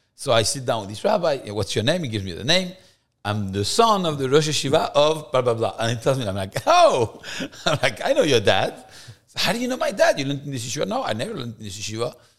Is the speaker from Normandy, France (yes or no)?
no; Paris, Île-de-France, France; moved away as an adult; also born or lived in Versailles, France; now in Miami, United States; I was born in France, in Versailles, actually. Um, beautiful place, a small Jewish community, but Versailles has, uh, a lot of history for the Jews. Um, but I grew up in Paris